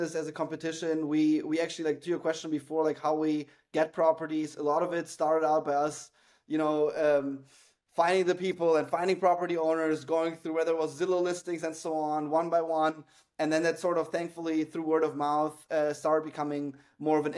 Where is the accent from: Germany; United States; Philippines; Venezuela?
Germany; moved away; also born or lived in Moscow, Russia; I'm a Jew from Moscow who grew up in Germany